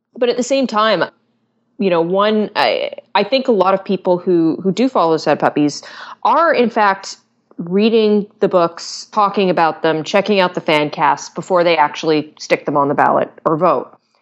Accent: Canada; I'm I'm Canadian

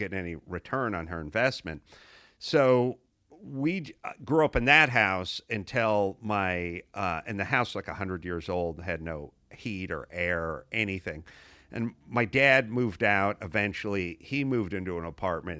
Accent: Los Angeles, California, United States; I grew up in North Hollywood

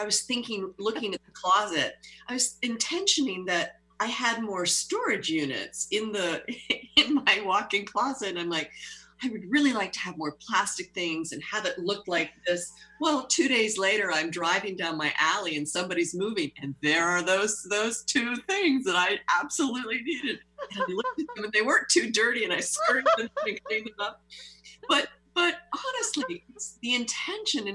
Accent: Pennsylvania, United States; moved away; I'm also in touch with my hometown in Pennsylvania

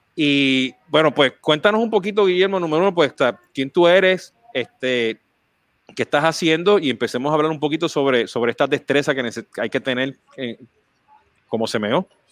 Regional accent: Mexico; now in United States; como mexicano, pues este, fundamos en México este, el Social Media Club

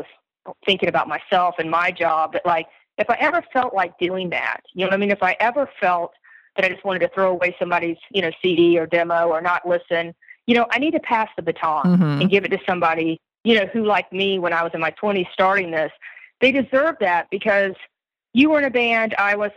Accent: Atlanta, Georgia, United States; moved away as an adult; also born or lived in Athens, Georgia; I'm from Atlanta, Georgia

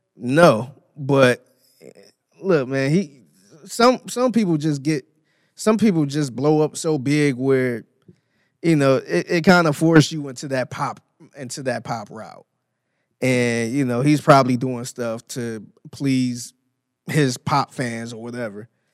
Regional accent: Cleveland, Ohio, United States; now in Houston, United States; Cleveland, Ohio, four four one oh five was my zip code

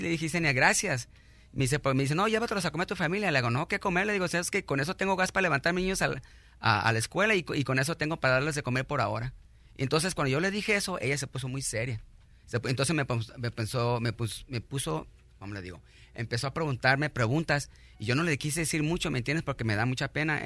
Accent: Rosarito, Baja California, Mexico; now in United States; Yo soy de Rosarito, Baja California

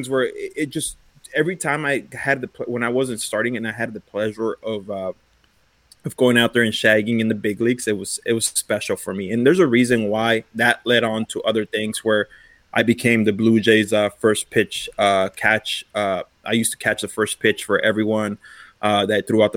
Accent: Belvedere Park, Salazar Park, Evergreen Park, California, United States; I grew up on Belvedere Park, Salazar Park, and Evergreen Park, playing there in high school

